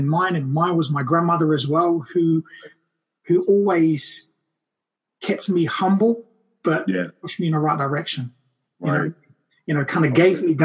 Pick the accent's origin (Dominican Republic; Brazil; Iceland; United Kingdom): Brazil; moved away; from the day I was born in Brazil